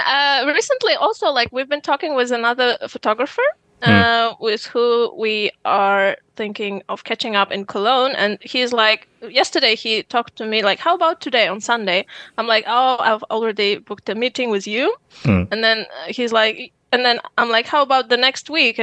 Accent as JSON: {"language": "English", "country": "Uzbekistan", "moved": "as an adult", "lives_now": "Germany", "said": "I come from Uzbekistan"}